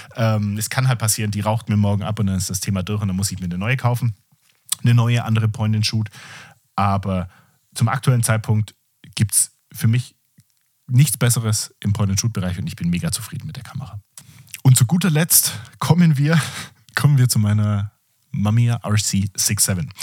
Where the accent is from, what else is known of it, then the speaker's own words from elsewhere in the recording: Southern Germany, Germany; bin ich aus dem Süden Deutschlands